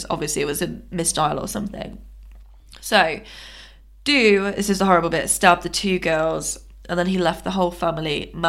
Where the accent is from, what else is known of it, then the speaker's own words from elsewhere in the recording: United Kingdom; Why? We're from Britain. We're part of this.